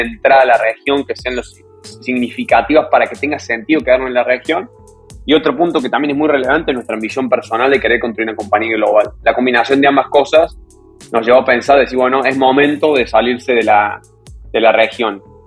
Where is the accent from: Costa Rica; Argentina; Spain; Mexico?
Argentina; Córdoba; moved away as an adult; now in New York, United States; soy de Córdoba